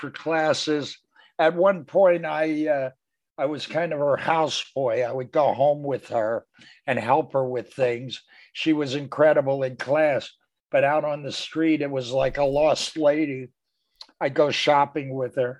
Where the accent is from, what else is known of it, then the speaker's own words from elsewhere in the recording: Philadelphia, Pennsylvania, United States; moved away as an adult; also born or lived in New York; We both grew up in West Philly, very near each other.